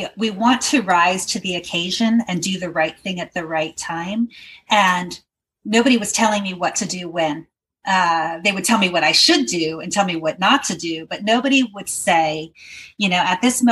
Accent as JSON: {"language": "English", "town": "Portland", "region": "Oregon", "country": "United States", "said": "I'm from Portland, Oregon, and I have a company called Caregiven"}